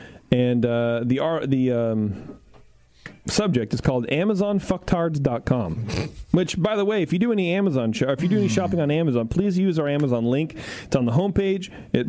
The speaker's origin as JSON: {"language": "English", "region": "Wisconsin", "country": "United States", "said": "I'm from Wisconsin, and we don't all sound like that. In fact, I have a very deep voice."}